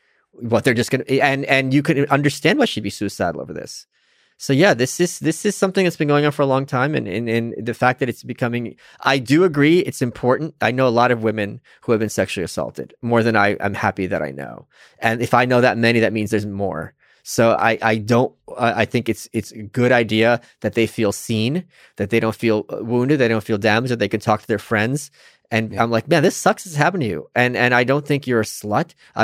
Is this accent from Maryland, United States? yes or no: no; New York, United States; Maybe it's because I'm a New Yorker. No, I'm serious. Yeah. Here's why. In New York, a lot of times, you'll be walking with your friend